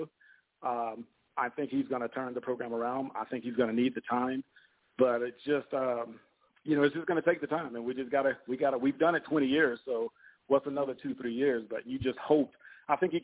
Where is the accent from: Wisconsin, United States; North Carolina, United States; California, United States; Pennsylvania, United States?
North Carolina, United States; I'm up here in North Carolina. I'm from North Carolina